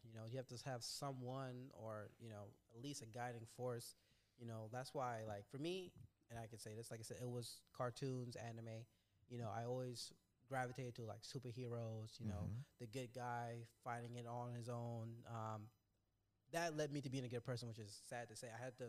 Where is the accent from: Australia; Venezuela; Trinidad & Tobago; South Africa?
Trinidad & Tobago; only because I'm from Trinidad and Tobago.